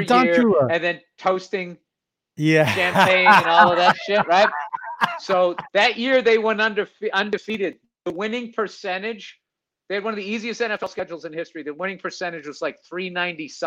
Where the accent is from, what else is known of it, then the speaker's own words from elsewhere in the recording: Boston, Massachusetts, United States; I'm from Boston